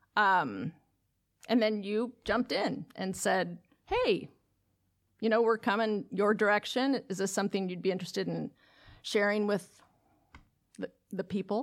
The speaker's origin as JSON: {"language": "English", "town": "Lake Oswego", "region": "Oregon", "country": "United States", "tie": "born or raised there", "said": "it will open in my hometown. And the district that is chartering the school is the district that I graduated from, from high school. And when I graduated from Lake Oswego High School"}